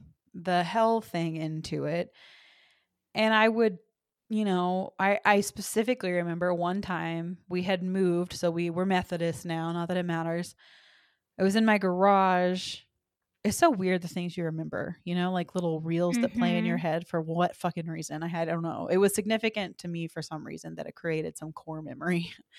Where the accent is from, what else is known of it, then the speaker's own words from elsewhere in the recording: the South, United States; It's so interesting because I'm from the South and there are so many people that have the exact same upbringing, the exact same church, the exact same teachings